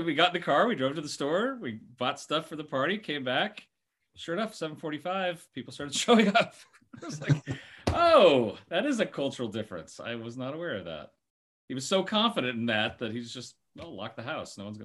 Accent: Oregon, United States; moved away; also born or lived in California; I grew up in Oregon

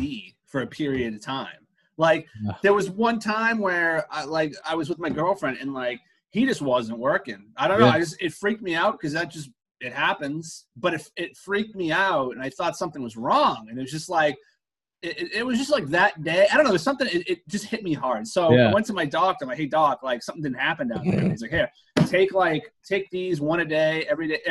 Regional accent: Stoneham, Massachusetts, United States; now in Woburn, United States; I'm from Stoneham. I live in Woburn now

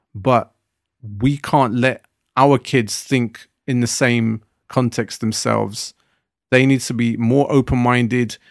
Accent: Southall, London, United Kingdom; when I was growing up in Southall, the Punjabi community where I lived around

